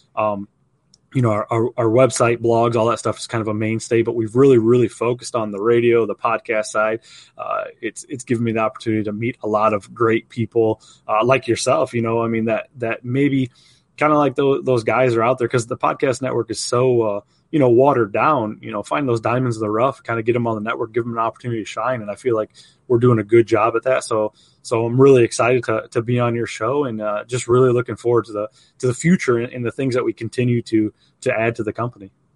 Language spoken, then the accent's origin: English; outside of Toledo, Ohio, United States; growing up in Hi-, Ohio, but outside of Toledo